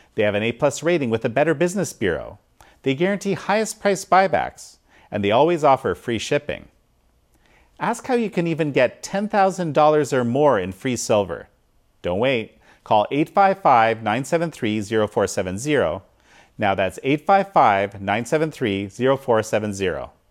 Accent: Canada; as a Canadian

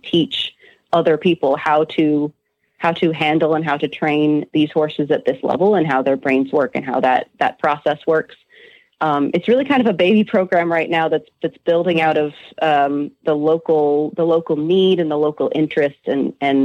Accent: Montreal, Quebec, Canada; now in New England, United States; I was born in Montreal

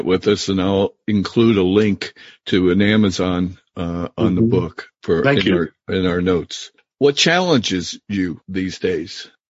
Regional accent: New Jersey, United States; moved away; So you and I share the same state

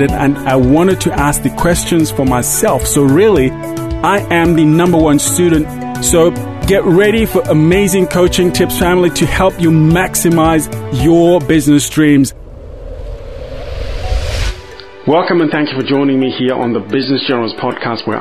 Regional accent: Zambia; moved away; I grew up in Zambia, which is in the southern part of Africa

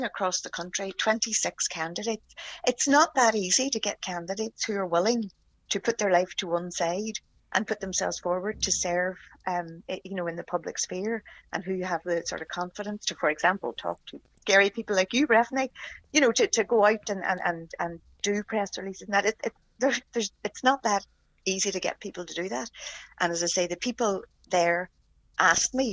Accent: Derry, Northern Ireland, United Kingdom; also born or lived in Dublin / Belfast; I was born in Derry

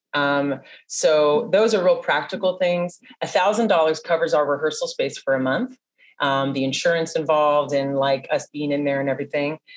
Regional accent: San Diego, California, United States; I was born and raised in San Diego

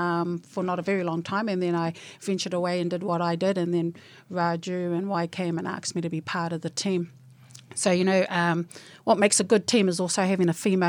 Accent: Kingsland, Auckland, New Zealand; I was born and bred in Kingsland.

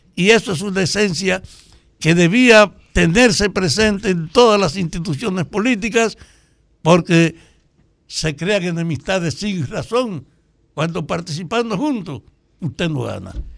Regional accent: Salcedo, Hermanas Mirabal, Dominican Republic; que somos de Salcedo

